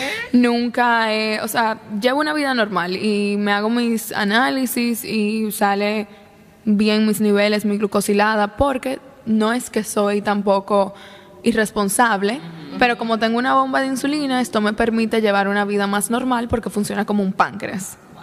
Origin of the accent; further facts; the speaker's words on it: La Vega, Dominican Republic; yo nací y crecí en La Vega